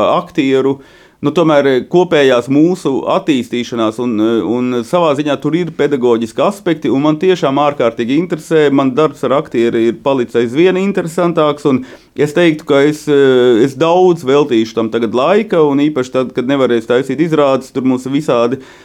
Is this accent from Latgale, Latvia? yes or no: yes; Vārkava, Latgale, Latvia; tas tādā Latgales ciemā